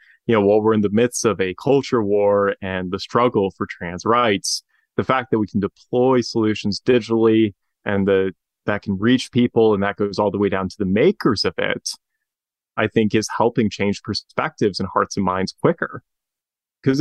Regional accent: Spokane, Washington, United States; my hometown, Spokane, Washington

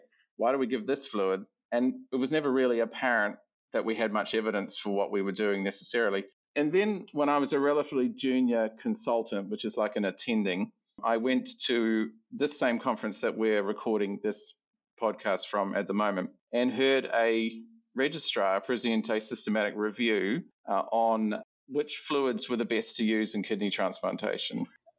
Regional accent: New Zealand; moved away as an adult; also born or lived in Auckland, New Zealand; now in Adelaide, Australia; So I'm a Kiwi Australian. It's probably the best way of describing it. I come from New Zealand originally, Aotearoa, New Zealand

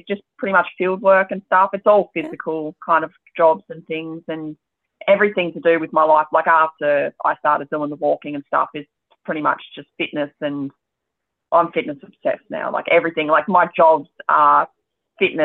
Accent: Devonport, Tasmania, Australia; I grew up in Devonport

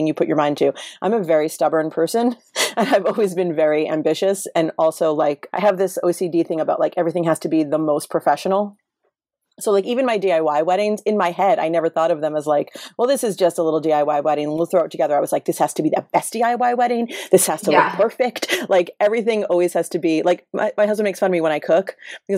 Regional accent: New York City, New York, United States; now in Los Angeles, United States; I'm from Brooklyn in a fairly like middle class family.

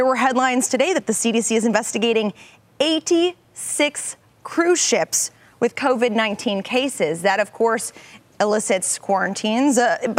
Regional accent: St. Louis, Missouri, United States; moved away; my hometown Fed.

